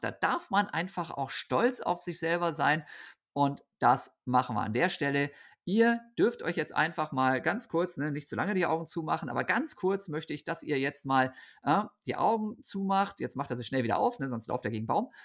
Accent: Osnabrück, Lower Saxony, Germany; Osnabrück, wo ich aufgewachsen bin

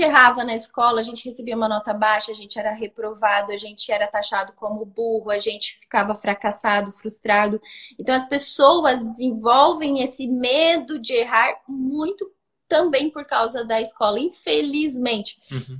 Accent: Brazil; Eu também sou brasileira, mas tenho muita tradição alemã

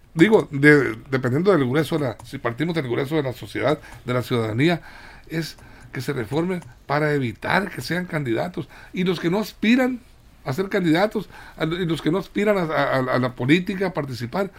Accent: Guamúchil, Sinaloa, Mexico; fiel a mi pueblo, Guamuchil

